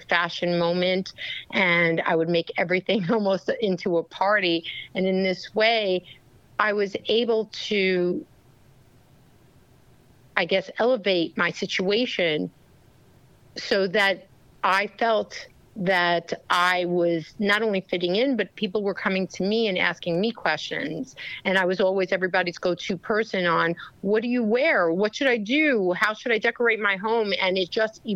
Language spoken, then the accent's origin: English; New York City, New York, United States; I was born in Brooklyn, New York, by immigrant parents